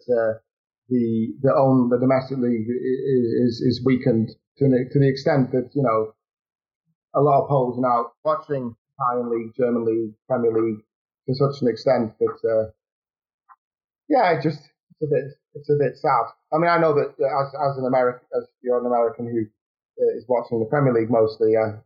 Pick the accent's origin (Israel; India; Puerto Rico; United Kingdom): United Kingdom; England; now in Poland; as an English person living over here